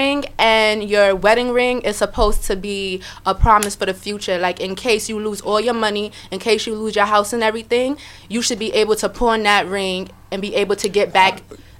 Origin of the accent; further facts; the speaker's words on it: New York City, New York, United States; I'm from Brooklyn, New York.